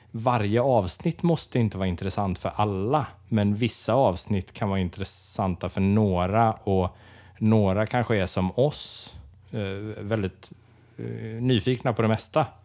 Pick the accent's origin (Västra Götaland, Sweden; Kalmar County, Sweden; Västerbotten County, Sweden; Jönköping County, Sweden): Västra Götaland, Sweden; Dalsland; now in Gothenburg, Sweden; Jag är 24 år. Jag kommer ifrån Dalsland ursprungligen. Från landet, som du brukar säga.